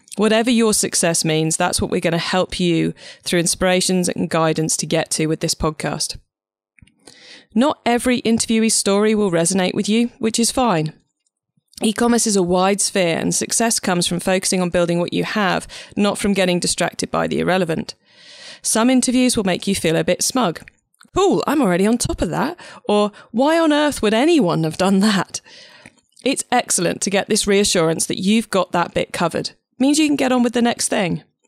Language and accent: English; Cornwall, South West England, United Kingdom; I'm actually Cornish